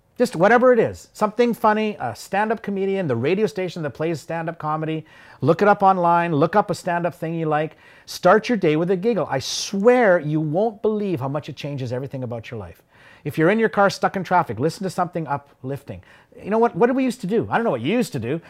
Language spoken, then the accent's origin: English; Yorkton, Saskatchewan, Canada; growing up in Yorkton